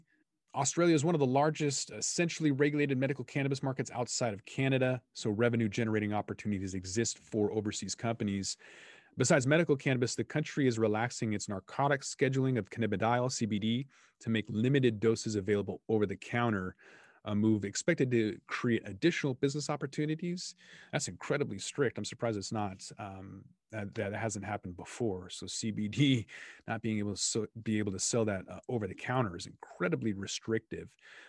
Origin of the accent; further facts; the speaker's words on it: United States; as an American